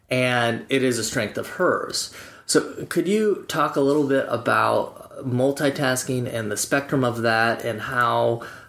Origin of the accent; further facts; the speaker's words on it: Wyoming, United States; Growing up in Wyoming, it was easy. 307.